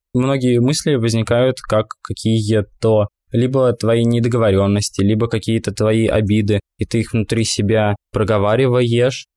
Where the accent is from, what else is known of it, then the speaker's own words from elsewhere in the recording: Russia; мы из России